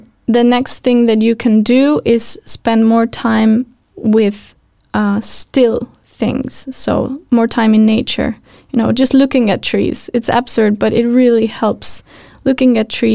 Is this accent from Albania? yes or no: yes; Albania; moved away; I come from Albania